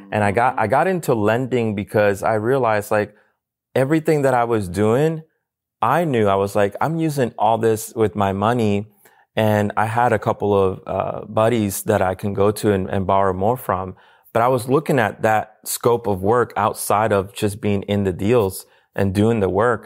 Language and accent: English; Puerto Rico; moved away; I'm from Puerto Rico.